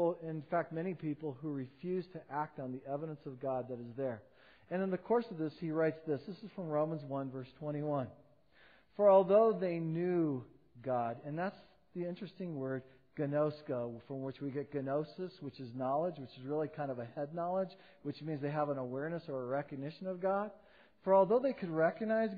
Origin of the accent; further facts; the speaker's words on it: United States; being an American